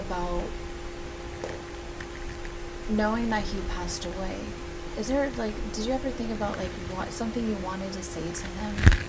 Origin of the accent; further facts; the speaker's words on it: South Orange County, California, United States; I'm from South Orange County, right?